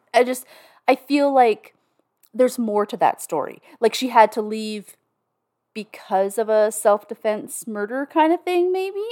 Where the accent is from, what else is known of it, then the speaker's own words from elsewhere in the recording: Canada; I'm Canadian